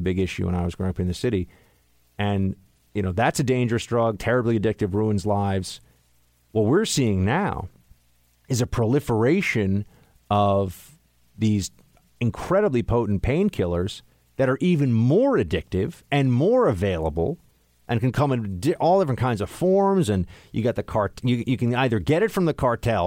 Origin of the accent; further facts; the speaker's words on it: New York City, New York, United States; growing up in New York City, there were a lot of drugs here